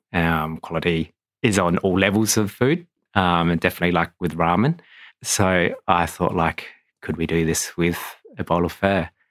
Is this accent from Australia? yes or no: yes; Adelaide, South Australia, Australia; I was born in Adelaide.